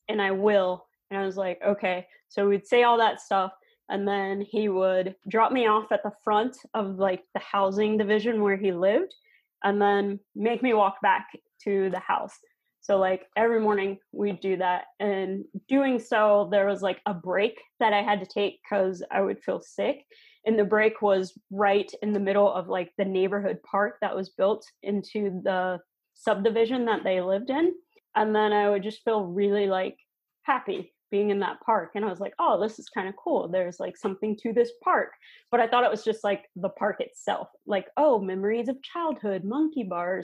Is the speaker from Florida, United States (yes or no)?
yes; Florida, United States; also born or lived in Georgia; now in Minnesota, United States; I grew up in Florida.